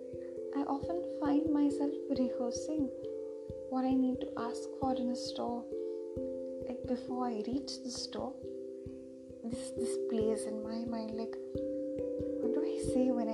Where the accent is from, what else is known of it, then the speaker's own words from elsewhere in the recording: India; I'm an Indian. And I will specifically mention that I also live in India.